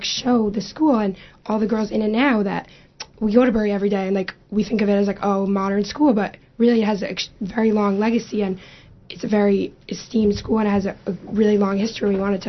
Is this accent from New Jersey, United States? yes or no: yes; Passaic, New Jersey, United States; I'm from Passaic